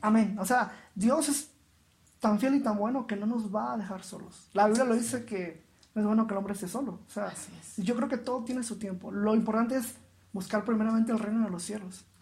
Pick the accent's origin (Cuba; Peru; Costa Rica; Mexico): Mexico; Veracruz; moved away as an adult; also born or lived in Mérida, Yucatán; soy originario de Veracruz, salí de Veracruz hacia Mérida, Yucatán